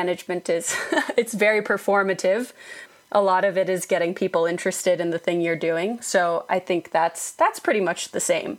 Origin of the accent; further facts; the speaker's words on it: Utah, United States; also born or lived in Boston / Iowa / Germany / London; I was born in Boston and sort of spent my childhood years in Iowa and Germany and then went to high school in Utah and also in London. But Utah is where I feel like I'm from, and that's where I am now.